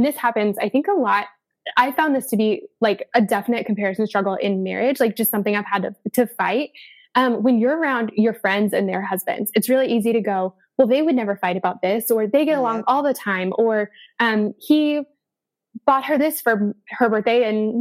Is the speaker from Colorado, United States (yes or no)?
yes; Denver, Colorado, United States; moved away; I'm from Denver